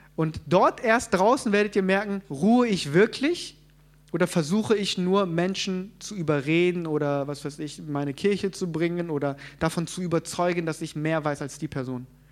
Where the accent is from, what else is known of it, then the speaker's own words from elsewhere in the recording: South Korea; moved away; ich komme ja ursprünglich aus Korea